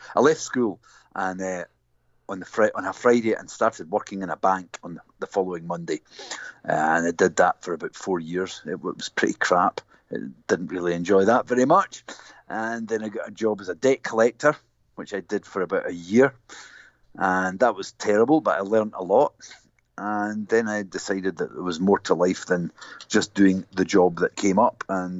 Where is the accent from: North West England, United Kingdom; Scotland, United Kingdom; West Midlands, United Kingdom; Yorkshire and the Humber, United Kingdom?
Scotland, United Kingdom; Glasgow; I was born and grew up in Glasgow.